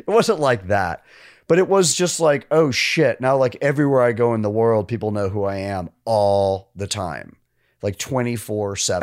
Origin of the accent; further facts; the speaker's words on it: New York, United States; moved away as an adult; I was from New York